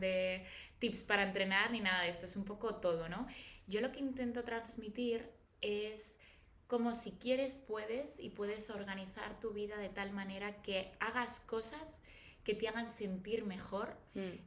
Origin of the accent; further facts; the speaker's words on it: Valladolid, Castile and León, Spain; moved away as an adult; now in Madrid, Spain; yo nací en Valladolid, pero llevo desde los 18 en Madrid